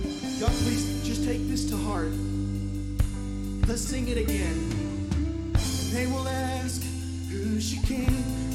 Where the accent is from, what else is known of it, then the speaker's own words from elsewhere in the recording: Mexico; moved away; growing up in Mexico and leaving, you know, they want to know, why is this white person in this place?